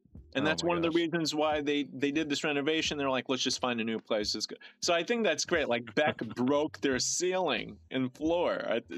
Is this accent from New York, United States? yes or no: yes; New York City, New York, United States; now in California, United States; I'm from New York City originally. Now I'm also out here on the West Coast in Cali.